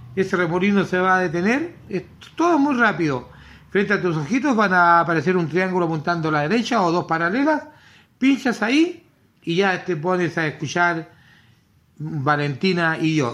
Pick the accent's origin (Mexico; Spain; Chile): Chile; eso nos enorgullece como, como chilenos